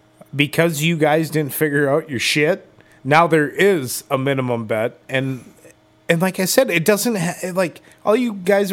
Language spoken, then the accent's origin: English; Dominican Republic; I'm from the Dominican.